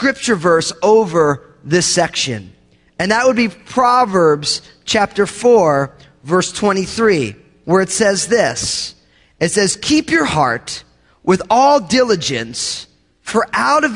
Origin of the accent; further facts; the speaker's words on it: New Jersey, United States; I grew up in New Jersey